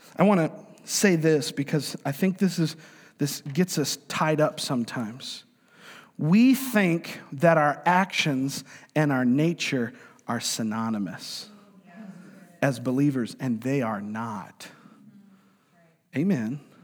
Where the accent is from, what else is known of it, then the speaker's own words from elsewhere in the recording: New York, United States; moved away; I'm from New York, man. I'm a New Yorker